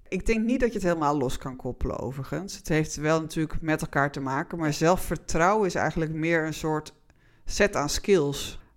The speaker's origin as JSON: {"language": "Dutch", "country": "Netherlands"}